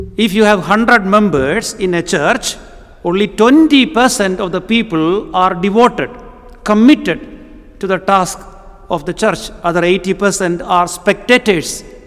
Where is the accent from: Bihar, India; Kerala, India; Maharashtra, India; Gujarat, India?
Kerala, India; first language Malayalam; English is a second language; moved away; I come from the southern part of India, a place called Kerala.